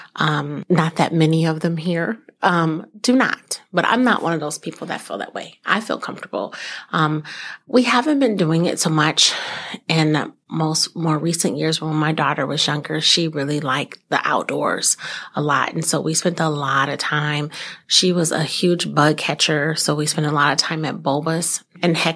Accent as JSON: {"language": "English", "region": "California", "country": "United States", "tie": "born or raised there", "moved": "yes", "lives_now": "Fox Cities, United States", "said": "being born and raised in California"}